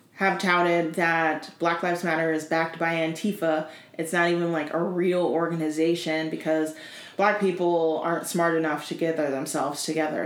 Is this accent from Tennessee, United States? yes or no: yes; Tennessee, United States; moved away; I grew up in Tennessee.